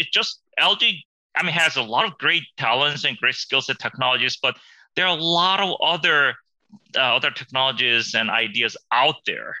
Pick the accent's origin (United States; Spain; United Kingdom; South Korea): South Korea; born there; No, I was born in Korea, but I came to the U.S. for a year. I think it was a little bit more than a year, and went to junior high and went back to Korea. I went to college over there.